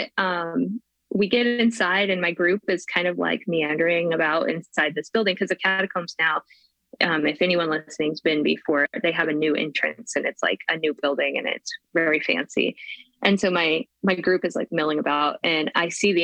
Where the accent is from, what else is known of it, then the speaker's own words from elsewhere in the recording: Spokane, Washington, United States; here in my hometown of Spokane